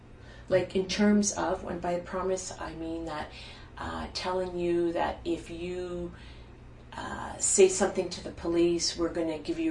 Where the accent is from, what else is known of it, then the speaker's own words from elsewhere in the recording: Ottawa, Ontario, Canada; I'm not from Montreal. {S1} Mm-hmm. {S0} I'm from Ottawa.